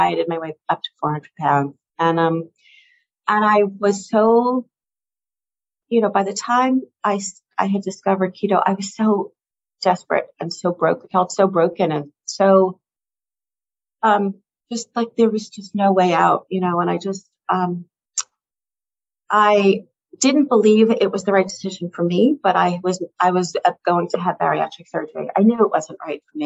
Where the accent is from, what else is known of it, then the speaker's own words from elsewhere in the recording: the New York area, United States; I grew up in the New York area